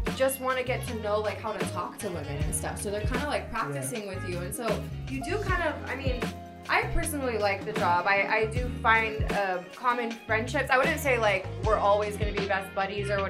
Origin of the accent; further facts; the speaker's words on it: Hawaii, United States; moved away as an adult; also born or lived in California; now in Las Vegas, United States; I'm originally from Hawaii. I'm a local girl